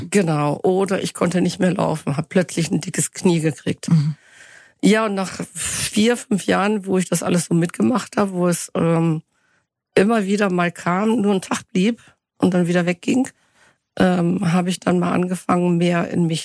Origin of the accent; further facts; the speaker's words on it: Northern Germany, Germany; ich komme aus Norddeutschland, mhm. bei Bremen